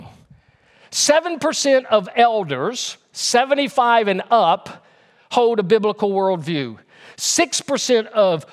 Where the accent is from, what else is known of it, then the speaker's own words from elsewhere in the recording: Louisiana, United States; now in North Carolina, United States; my home state of Louisiana. That's why I moved out and moved to North Carolina